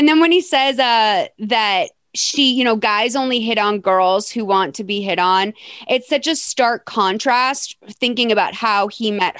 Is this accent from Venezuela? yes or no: yes; Venezuela; English is a second language; And this is what I'm used to growing up in Venezuela. Christmas was in warmer climates, so we didn't have proper Christmas trees at that time of the year